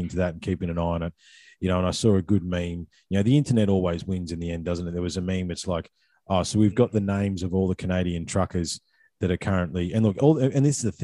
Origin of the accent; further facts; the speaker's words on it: Australia; us as Australian people